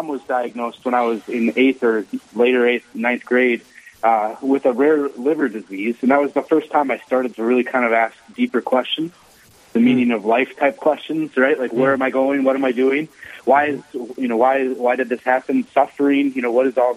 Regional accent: Owatonna, Minnesota, United States; I grew up in southern Minnesota, city Owatonna

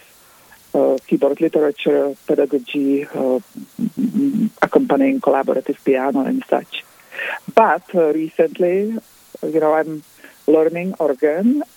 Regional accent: Tábor, South Bohemian Region, Czechia; English is a second language; moved away as an adult; now in Aberdeen, United States; I was born and grew up in Czechoslovakia back then, in the city of Tabor

